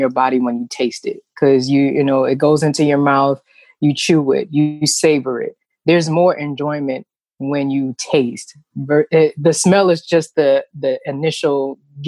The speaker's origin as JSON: {"language": "English", "town": "New York City", "region": "New York", "country": "United States", "tie": "born or raised there", "said": "I was born and raised in New York City to be exact, back in the 70s"}